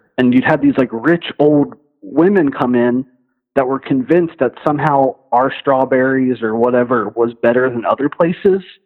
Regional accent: Cincinnati, Ohio, United States; I'm from Cincinnati

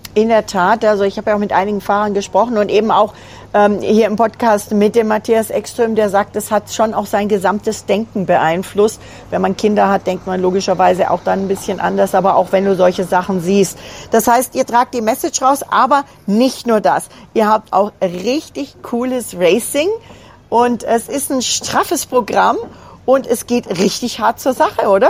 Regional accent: Allgäu, Bavaria, Germany; ein Allgäuer Team sogar, muss ich sagen. Also direkt aus meiner Heimat

